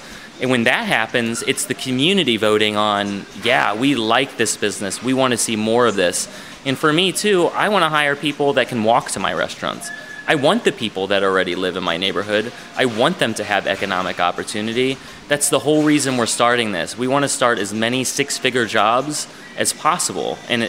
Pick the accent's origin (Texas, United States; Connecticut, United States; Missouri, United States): Missouri, United States; Warrenton; also born or lived in Chicago; now in St. Louis, United States; So I grew up around here in Warrenton, Missouri, on a little farm